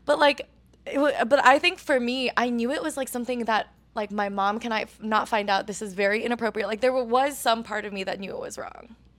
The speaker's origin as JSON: {"language": "English", "region": "Oregon", "country": "United States", "tie": "born or raised there", "said": "growing up in Oregon as a person of color"}